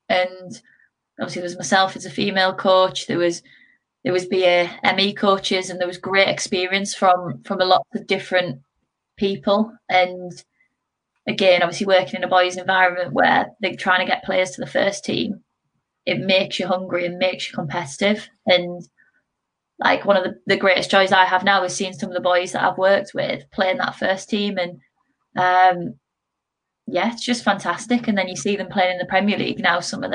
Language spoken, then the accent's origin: English; Middlesbrough, North East England, United Kingdom; moved away as an adult; also born or lived in Midlands / Loughborough; I am actually from Middlesbrough, so I played through their centre of excellence, and then moved away to obviously the Midlands and went to Loughborough University